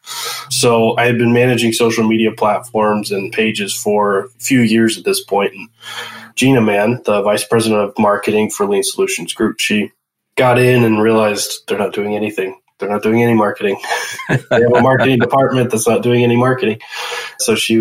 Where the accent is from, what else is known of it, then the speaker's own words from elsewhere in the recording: Flower Mound, Texas, United States; I grew up in Flower Mound, Texas, which I just recently moved back here with my own family to raise my family